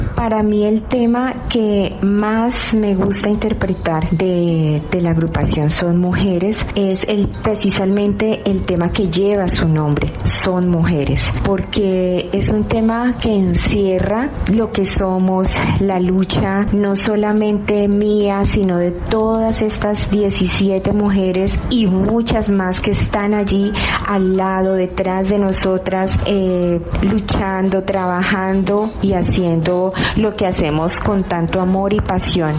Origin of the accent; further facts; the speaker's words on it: Cali, Valle del Cauca, Colombia; nacimos en Cali, eh, que es una ciudad salsera por excelencia